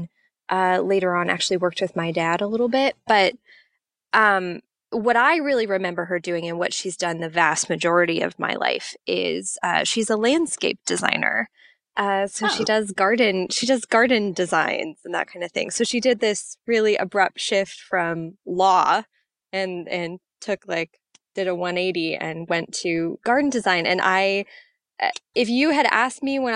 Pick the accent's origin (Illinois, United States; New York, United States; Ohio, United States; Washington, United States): Washington, United States; Seattle; moved away as an adult; Yeah, I grew up in Seattle, Washington, where I am currently sitting, actually. Finally came home after a lot of years